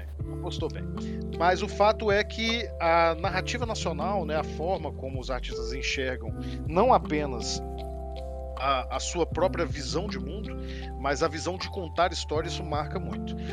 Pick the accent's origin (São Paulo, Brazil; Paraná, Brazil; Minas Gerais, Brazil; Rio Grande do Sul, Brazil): Minas Gerais, Brazil; nós, eu e Edvaldo somos aqui de Minas Gerais